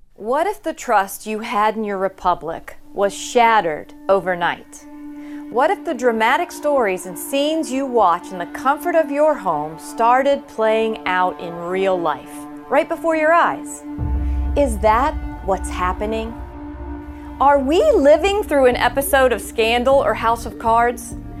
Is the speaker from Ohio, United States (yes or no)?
no; Arizona, United States; my home state of Arizona.